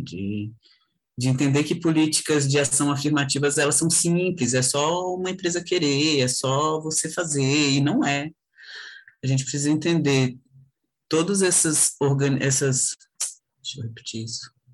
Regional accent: Brasília, Federal District, Brazil; sou de Brasília.

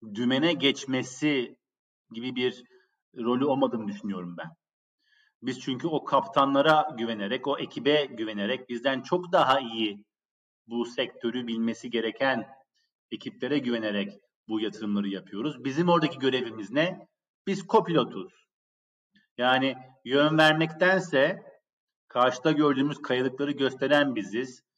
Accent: Turkey; moved away as an adult; also born or lived in New York, United States / London, United Kingdom

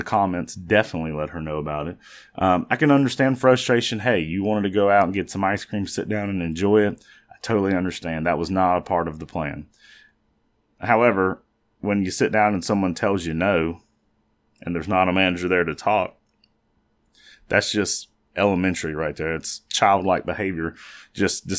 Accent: United States; Growing up in the Charlotte, York County area, one of my favorite things to do was every morning listen to the Ace and TJ show based out of Charlotte

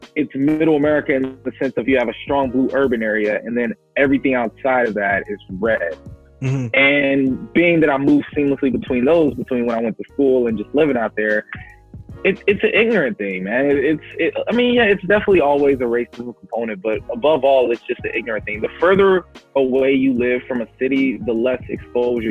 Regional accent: Kansas City, Missouri, United States; now in New York City, United States; I grew up in Kansas City, Missouri

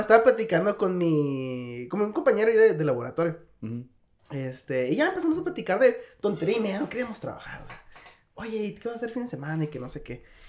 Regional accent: northern Mexico, Mexico; now in South Korea; soy mexicano y a huevo, y del norte

